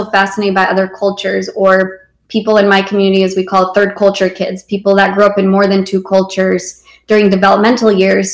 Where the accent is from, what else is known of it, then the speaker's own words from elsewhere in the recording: Romania; moved away; I was born in Romania and I was born there during communism.